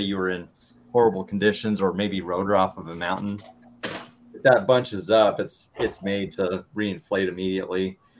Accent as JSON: {"language": "English", "town": "Omaha", "region": "Nebraska", "country": "United States", "said": "So like, I came from Omaha, Nebraska. We had an ultralight field."}